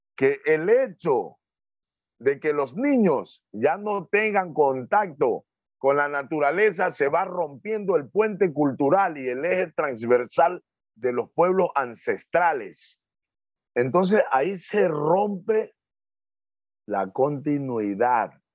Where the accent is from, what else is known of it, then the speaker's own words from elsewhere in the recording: Muisne, Esmeraldas, Ecuador; yo vengo de un barrio, yo vengo de un barrio que se llama, le dicen la punta, porque sobresale hacia el centro de la isla